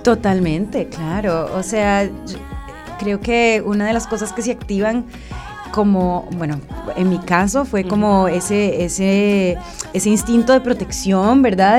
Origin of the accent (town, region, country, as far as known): Costa Rica